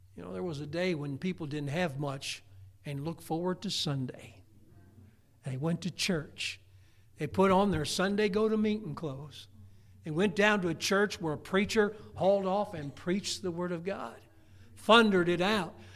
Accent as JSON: {"language": "English", "country": "United States", "tie": "born or raised there", "said": "I was born in America."}